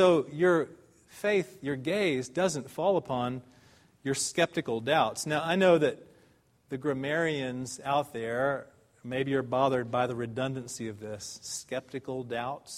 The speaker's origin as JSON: {"language": "English", "country": "United States", "lives_now": "Dallas, United States", "said": "as Americans"}